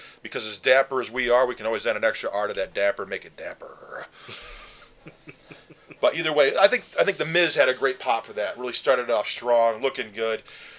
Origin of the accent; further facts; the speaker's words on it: Canada; I don't know why I would ever admit I'm from Canada, but whatever.